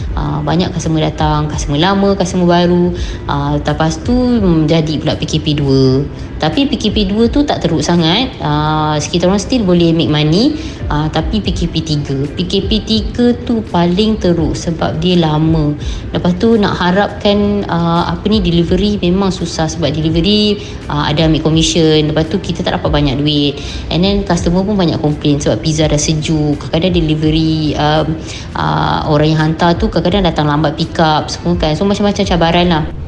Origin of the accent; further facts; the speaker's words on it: Malacca, Malaysia; Saya berasal dari Melaka